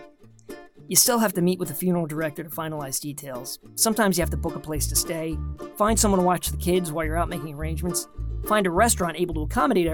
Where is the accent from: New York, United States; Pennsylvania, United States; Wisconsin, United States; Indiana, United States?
New York, United States; New York City; we all lived together in this modest Tudor home in Queens, New York. My dad worked a lot, so she practically raised me as a child